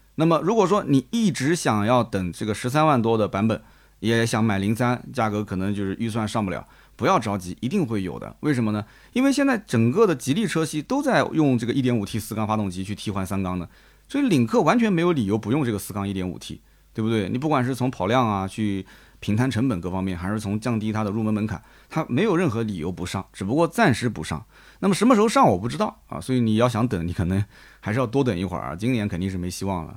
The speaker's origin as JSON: {"language": "Chinese", "town": "Nanjing", "region": "Jiangsu", "country": "China", "said": "我们南京人彻底听不懂"}